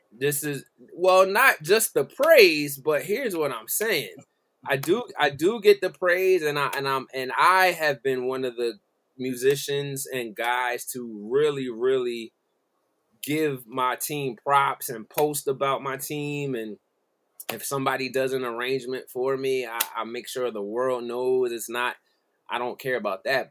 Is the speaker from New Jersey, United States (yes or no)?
yes; Philadelphia area, New Jersey, United States; moved away as an adult; now in Delaware, United States; I'm from South Jersey, Philadelphia area